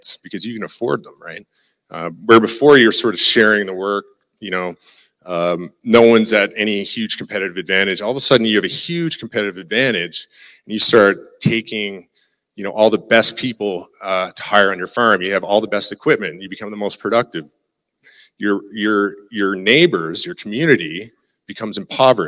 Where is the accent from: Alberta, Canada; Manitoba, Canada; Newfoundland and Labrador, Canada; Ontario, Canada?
Newfoundland and Labrador, Canada; accent: Newfie; moved away as an adult; now in Lloydminster, Canada; I'm a Newfie.